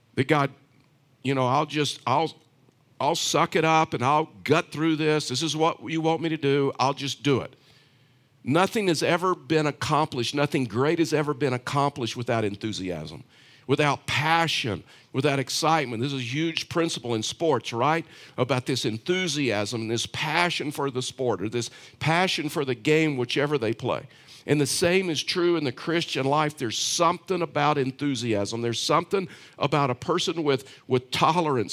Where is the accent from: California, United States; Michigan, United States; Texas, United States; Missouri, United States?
Texas, United States; I was raised, um, in Texas.